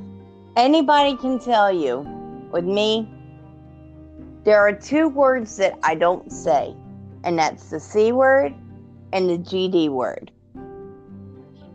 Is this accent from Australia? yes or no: no; the South, United States; I'm from the South. My granny is from Georgia. I've got good old-fashioned Southern roots.